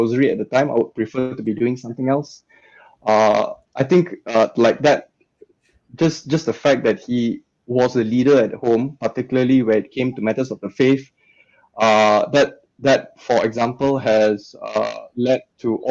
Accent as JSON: {"language": "English", "country": "Malaysia", "tie": "born or raised there", "moved": "as an adult", "lives_now": "Australia", "said": "growing up in Malaysia, where the values are a lot more conservative"}